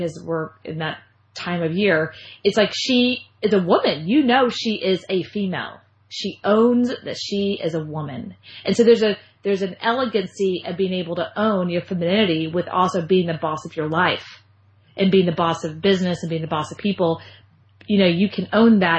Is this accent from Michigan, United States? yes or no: no; Austin, Texas, United States; Austin, kind of coming back home. I'm from Austin, Texas. I live in Austin.